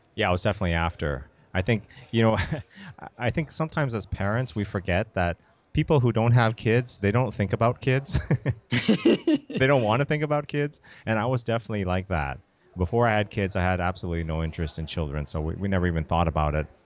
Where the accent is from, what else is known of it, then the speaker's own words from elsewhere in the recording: Canada; moved away as an adult; also born or lived in Massachusetts; now in United States; I grew up in Canada